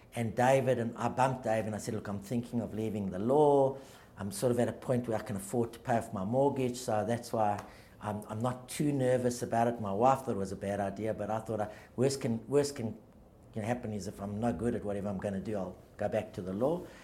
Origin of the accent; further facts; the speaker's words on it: Johannesburg, Gauteng, South Africa; now in Australia; I grew up in, in a very loving sort of. Uh, all-encompassing Jewish type of family um, in, a, in, a small, in a smaller suburb of a big city called Joburg called Victory Park